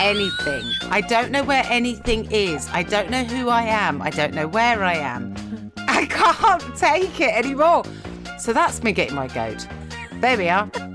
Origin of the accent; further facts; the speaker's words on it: United Kingdom; we're British and we say schedule